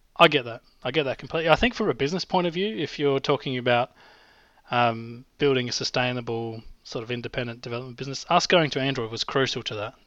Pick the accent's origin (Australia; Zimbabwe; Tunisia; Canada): Australia; accent: Australian; my Australian accent